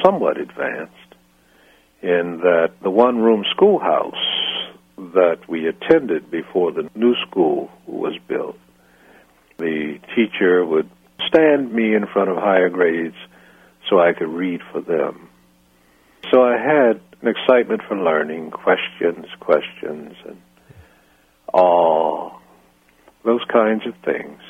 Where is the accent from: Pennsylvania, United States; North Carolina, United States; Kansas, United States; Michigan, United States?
Pennsylvania, United States; also born or lived in New Castle, Pennsylvania; I was born in Pennsylvania, across the river from Pittsburgh.